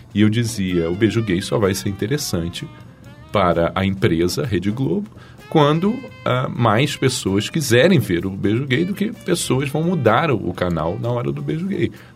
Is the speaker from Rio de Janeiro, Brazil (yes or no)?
yes; Rio de Janeiro, Brazil; also born or lived in Brasília / Washington, United States / Portugal; vim para o Rio